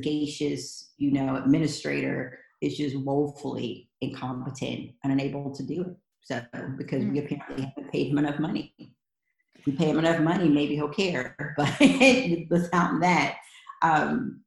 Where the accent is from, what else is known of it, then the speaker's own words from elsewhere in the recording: Kentucky, United States; I am from Kentucky